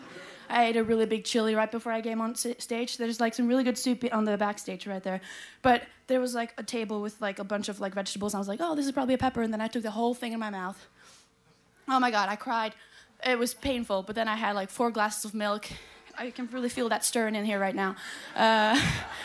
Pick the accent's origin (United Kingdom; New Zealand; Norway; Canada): Norway; I'm from Norway, and now I'm here in Iceland